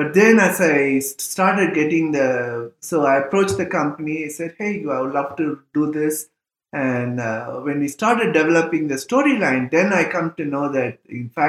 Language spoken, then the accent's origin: English; India; moved away as an adult; also born or lived in Indiana, United States; I'm from India